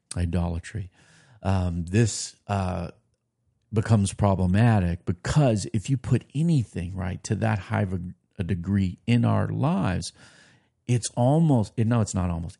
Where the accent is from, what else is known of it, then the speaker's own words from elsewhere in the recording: United States; as American Christians